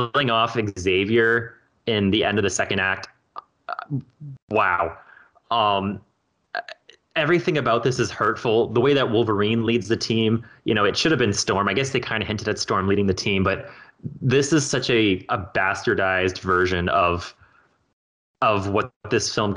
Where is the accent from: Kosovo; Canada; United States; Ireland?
Canada; we're Canadian